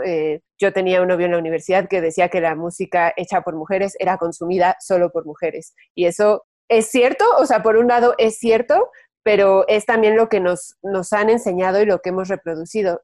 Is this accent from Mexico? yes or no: yes; Mexico; nosotras como mexicanas